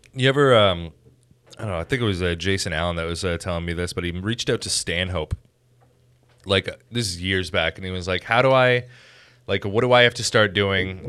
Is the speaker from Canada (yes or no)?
yes; Chatham, Ontario, Canada; I grew up in Chatham, and, like, that place fucking sucked ass